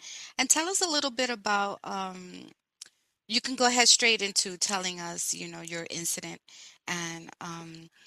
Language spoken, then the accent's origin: English; New York City, New York, United States; born and raised in New York City